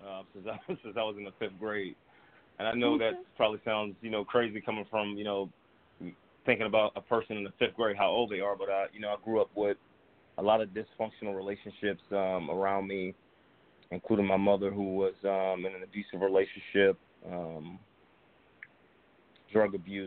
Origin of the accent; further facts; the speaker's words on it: New Jersey, United States; moved away as an adult; now in Atlanta, United States; I'm originally from New Jersey. I currently live in Atlanta. I've been here about 13 years now